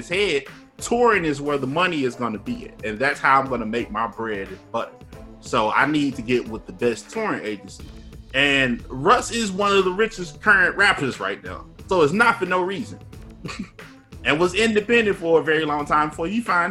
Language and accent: English; Memphis, Tennessee, United States; I'm from Memphis